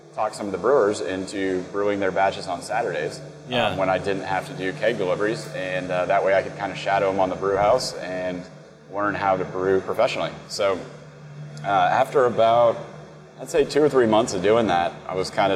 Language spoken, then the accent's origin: English; Knoxville, Tennessee, United States; I grew up in Knoxville, and it's where I first started home brewing